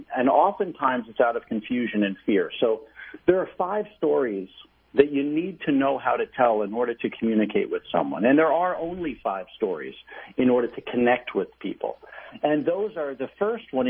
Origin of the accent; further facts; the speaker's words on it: New York, United States; my very good friend, Dave, who was a wonderful gentleman I grew up with in New York